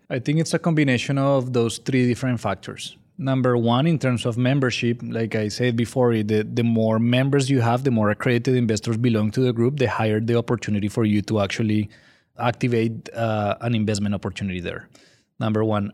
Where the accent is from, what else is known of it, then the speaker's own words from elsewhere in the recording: Colombia; English is a second language; moved away as an adult; now in San Antonio, United States; I'm originally from Colombia, in case you're wondering where my accent is from. So, I was born and raised there